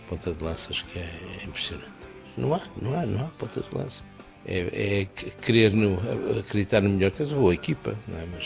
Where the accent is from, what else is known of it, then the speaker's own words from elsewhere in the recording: Porto, Norte, Portugal; eu sou do Porto